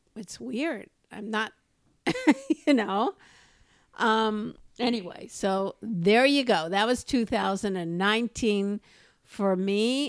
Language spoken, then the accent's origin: English; Los Angeles, California, United States; I grew up growing up in Los Angeles